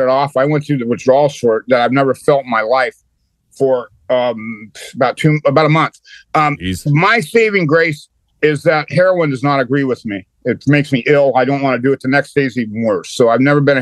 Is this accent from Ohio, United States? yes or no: no; California, United States; moved away; where I grew up at in California, if you in high school in the 70s